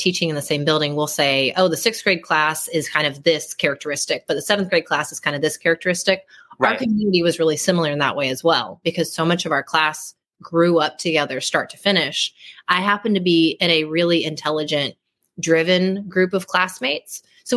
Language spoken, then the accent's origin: English; Oklahoma, United States; I was born and raised in Oklahoma, as we say, technically in a small town about 30 minutes east of Oklahoma City